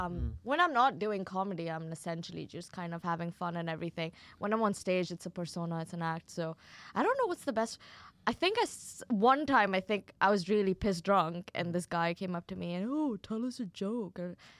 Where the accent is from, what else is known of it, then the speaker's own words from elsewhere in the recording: Kuwait; No, so I grew up in Kuwait.